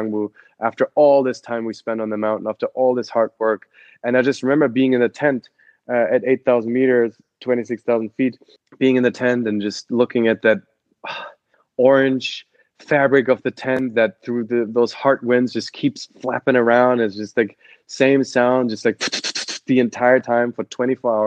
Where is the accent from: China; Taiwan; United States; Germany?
Germany; Cologne, North Rhine-Westphalia; English is a second language; moved away; I'm from Cologne, Germany, grew up on like 80 feet above sea level on a farm there 20 minutes outside of Cologne